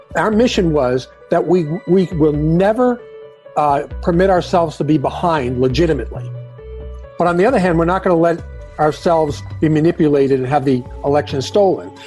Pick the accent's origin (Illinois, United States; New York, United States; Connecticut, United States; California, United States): New York, United States; I'm from New York. I'm a lawyer.